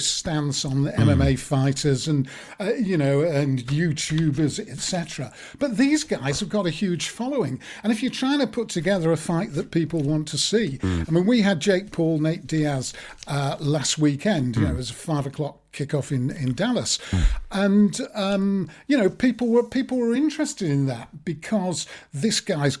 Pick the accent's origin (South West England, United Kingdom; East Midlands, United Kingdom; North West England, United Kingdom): North West England, United Kingdom; Manchester; When I was growing up in Manchester